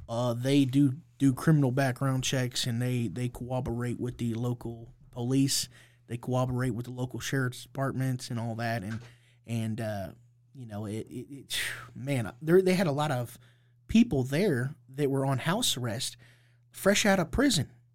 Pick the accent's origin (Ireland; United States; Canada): United States; Indianapolis, Indiana; I, I grew up here in Indianapolis, Indiana